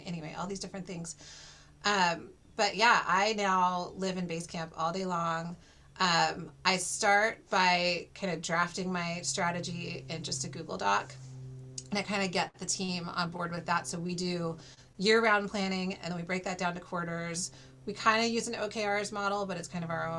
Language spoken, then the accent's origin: English; Washington, District of Columbia, United States; I grew up in the DC area